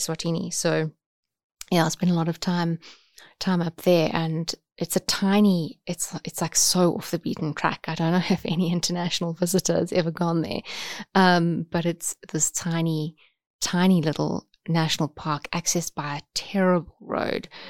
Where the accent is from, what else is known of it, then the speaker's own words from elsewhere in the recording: Umkomaas, KwaZulu-Natal, South Africa; I grew up on the south coast, so a tiny little town called Umkumas